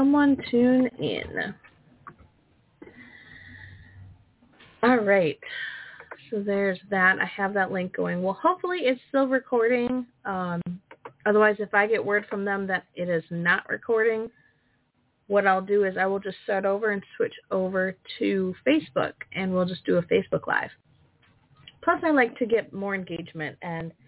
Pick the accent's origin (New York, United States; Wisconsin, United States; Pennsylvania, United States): Wisconsin, United States; I'm from Wisconsin. We've had like minus 56 with wind chill